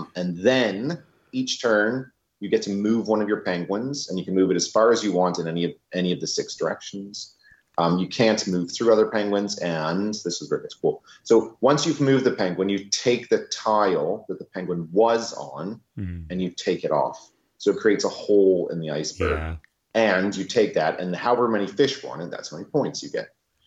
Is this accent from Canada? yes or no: yes; New Brunswick, Canada; moved away; I'm from New Brunswick, the east coast of Canada